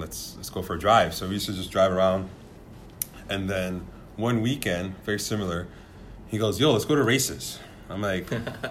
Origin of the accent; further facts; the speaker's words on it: New York City, New York, United States; I was born and raised in Bronx, New York, and actually still live there.